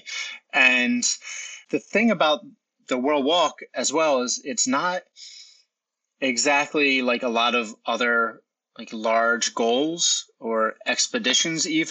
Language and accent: English; New Jersey, United States; I'll end in New Jersey in my hometown, Hand Township, where I started